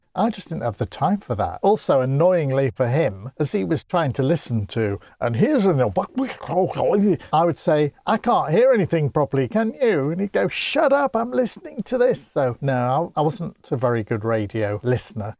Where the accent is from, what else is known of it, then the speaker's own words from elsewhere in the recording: Grimsby, Yorkshire and the Humber, United Kingdom; I come from Grimsby, and we're not known for the speaking so much